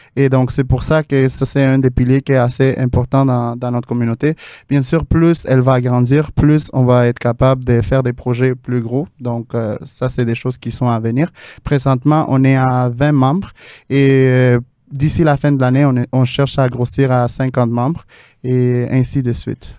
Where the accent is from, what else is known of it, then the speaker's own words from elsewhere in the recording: Mexico City, Mexico; now in Montreal, Canada; je viens de la ville de Mexico